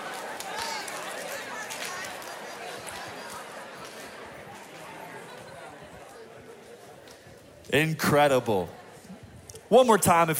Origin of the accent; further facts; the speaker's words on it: Indiana, United States; I was born and raised in the great state of Indiana